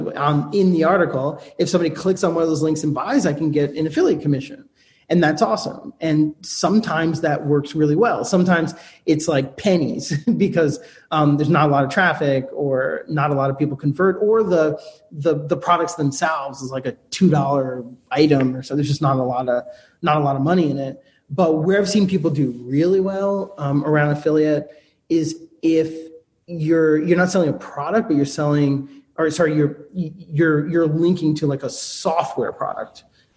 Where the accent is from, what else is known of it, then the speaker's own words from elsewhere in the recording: United States; I'm an American. I speak English